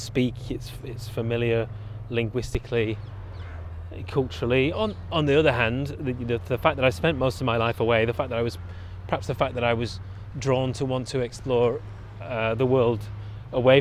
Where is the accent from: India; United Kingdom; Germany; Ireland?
United Kingdom; Bolton, North West England; moved away as an adult; also born or lived in Brussels, Belgium / Slovakia / Grenoble, France; now in London, United Kingdom; my hometown, Bolton